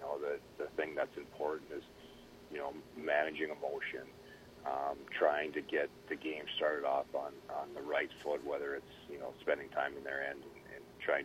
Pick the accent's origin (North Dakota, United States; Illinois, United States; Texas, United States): North Dakota, United States; Grand Forks; moved away; growing up in Grand Forks and playing for the biggest rival, Minnesota.